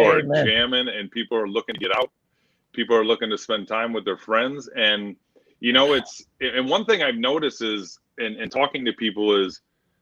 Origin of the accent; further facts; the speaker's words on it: Michigan, United States; moved away; I grew up in Michigan, graduated in 96, and played football